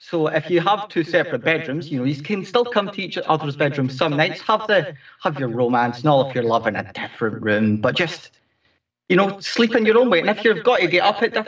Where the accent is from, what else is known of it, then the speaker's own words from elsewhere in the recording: Scotland, United Kingdom; I'm from Scotland